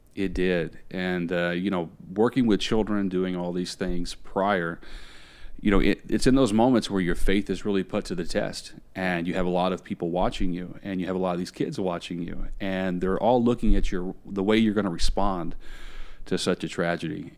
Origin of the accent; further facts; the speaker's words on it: Indiana, United States; now in Tampa, United States; I grew up in Indiana. That's where I'm originally from. I now live in Tampa, Florida